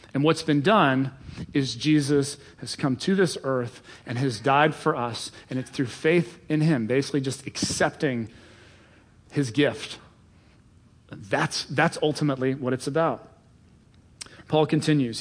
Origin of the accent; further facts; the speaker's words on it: Cincinnati, Ohio, United States; I am from Cincinnati, Ohio